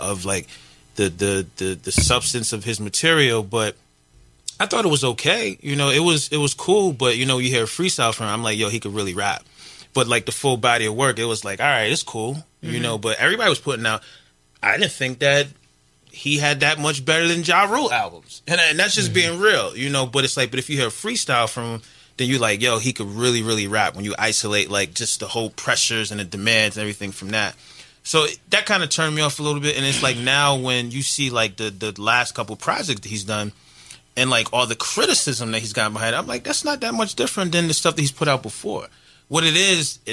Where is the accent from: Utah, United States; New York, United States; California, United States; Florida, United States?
New York, United States; I'm from New York